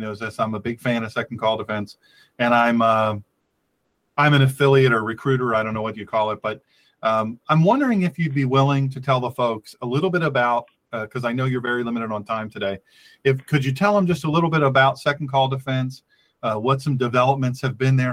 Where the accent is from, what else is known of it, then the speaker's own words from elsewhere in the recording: Delaware, United States; this my home state of Delaware.